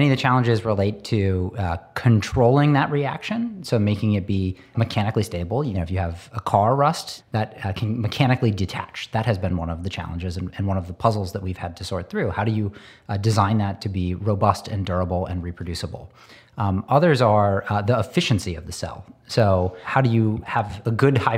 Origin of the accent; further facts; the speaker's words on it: Northern Pennsylvania, United States; I grew up in Northern Pennsylvania